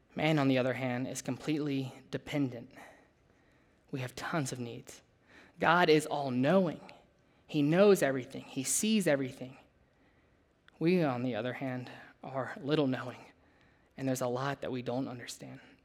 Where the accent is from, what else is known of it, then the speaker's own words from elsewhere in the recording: Louisiana, United States; moved away as an adult; I grew up in Louisiana, way down south, totally different than here.